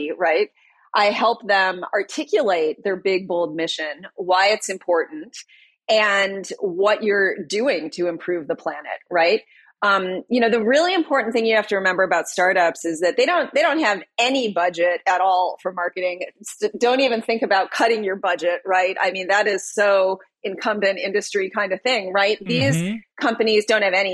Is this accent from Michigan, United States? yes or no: yes; Detroit, Michigan, United States; I'm from Detroit. I was born and raised in Detroit